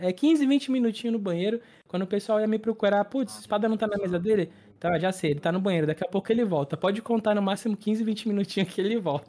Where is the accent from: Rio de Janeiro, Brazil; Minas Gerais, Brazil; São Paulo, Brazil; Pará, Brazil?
São Paulo, Brazil; Santos; also born or lived in São Vicente; eu sou natural é, de Santos, litoral de São Paulo, e moro em Santos, litoral de São Paulo